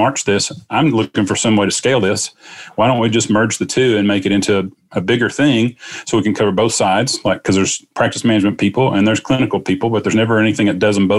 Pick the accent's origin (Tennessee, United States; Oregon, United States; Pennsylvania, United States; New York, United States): Tennessee, United States; Southeast; I am born and raised in Southeast Tennessee